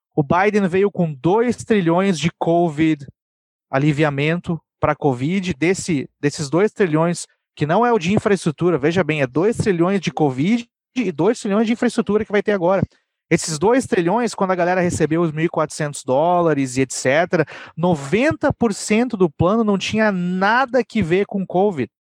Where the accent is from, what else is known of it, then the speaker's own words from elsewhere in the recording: Brazil; now in United States; eu sou brasileiro, tá? Eu sou da América do Sul.